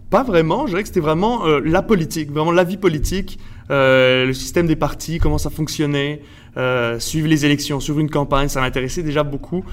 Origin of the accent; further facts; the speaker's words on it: Montreal, Quebec, Canada; also born or lived in Mexico; je suis né au Mexique euh, de parents français et espagnols. Et euh, je suis arrivé au Québec quand j'avais 3 ans, donc en 1997 à peu près. Euh, je suis allé toute ma vie à l'école française à Montréal